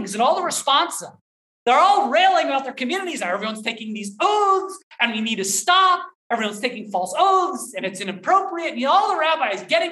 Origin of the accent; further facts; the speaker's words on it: Southern Maryland, United States; I grew up in Southern Maryland.